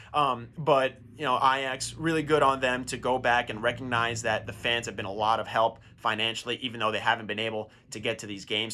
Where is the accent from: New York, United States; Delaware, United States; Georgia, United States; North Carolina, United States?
New York, United States; I'm from New York